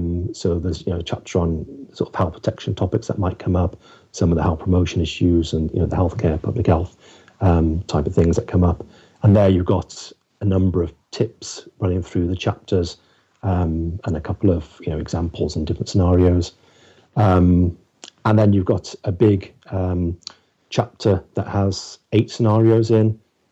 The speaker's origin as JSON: {"language": "English", "region": "West Midlands", "country": "United Kingdom", "said": "he knew me well because I was from the West Midlands"}